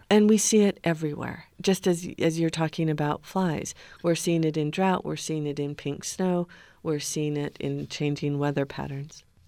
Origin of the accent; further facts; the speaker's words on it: the West, United States; now in Grand County, Utah, United States; we grew up in the West outside camping